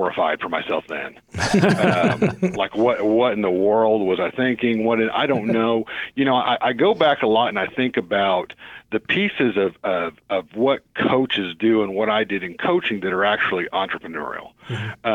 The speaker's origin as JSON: {"language": "English", "town": "Tulsa", "region": "Oklahoma", "country": "United States", "tie": "born or raised there", "said": "growing up in Tulsa, I was known as the high school kid who coached all the youth league basketball teams"}